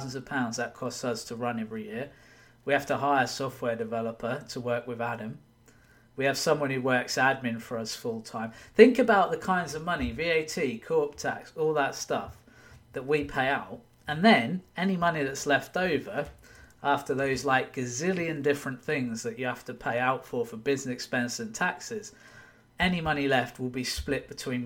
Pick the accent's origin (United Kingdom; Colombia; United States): United Kingdom; now in Wigan, United Kingdom; I'm British